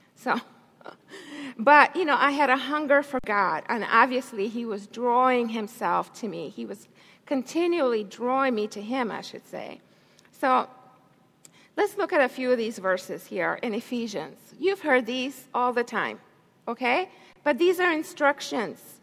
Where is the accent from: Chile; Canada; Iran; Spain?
Chile; Santiago, Santiago Metropolitan Region; moved away; I was raised in a different country. I was born in Chile, South America, Santiago, Chile.